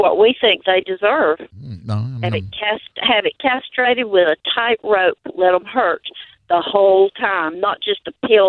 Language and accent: English; North Carolina, United States; accent: North Carolina; You don't know my accent. It's from North Carolina.